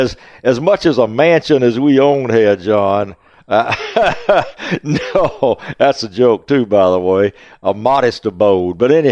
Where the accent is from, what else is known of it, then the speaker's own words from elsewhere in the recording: the South, United States; but I'm still a Southerner at heart. I like everything South.